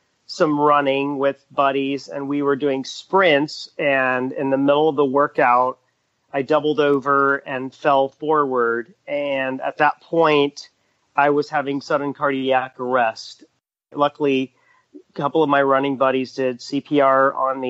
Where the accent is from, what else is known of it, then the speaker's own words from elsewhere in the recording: Dallas, Texas, United States; I was born in Dallas. And I mean, I have the distinction of being the first native Texan